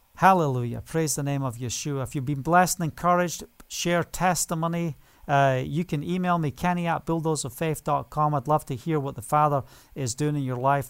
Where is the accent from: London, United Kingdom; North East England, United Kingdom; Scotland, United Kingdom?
Scotland, United Kingdom; now in Israel; Being Scottish